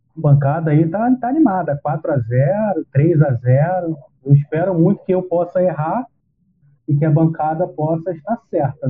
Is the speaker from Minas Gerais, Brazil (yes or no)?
no; Rio de Janeiro, Brazil; moved away; era quase a minha terrinha lá, porque eu morava na divisa, morava num bairro que fazia divisa com Nova Iguaçu e Belfor Roxo